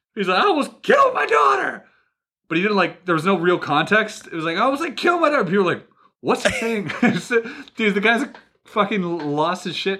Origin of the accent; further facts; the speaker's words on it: Canada; I'm Canadian